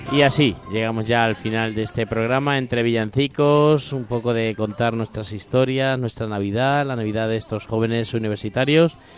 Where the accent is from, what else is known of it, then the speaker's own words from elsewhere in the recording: Corral de Almaguer, Castilla-La Mancha, Spain; cuando era chico en el Colegio de La Salle de, mi pueblo, de allí de Corral de Almaguer